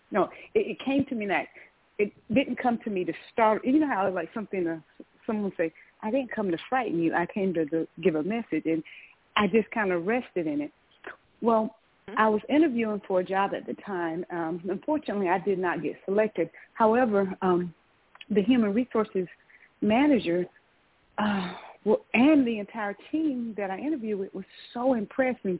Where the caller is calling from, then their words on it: Georgia, United States; I'm calling from Georgia.